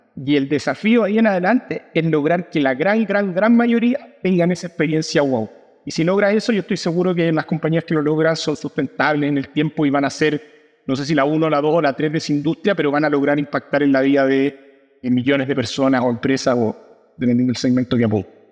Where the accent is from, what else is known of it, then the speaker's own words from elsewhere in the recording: Chile; como decimos en Chile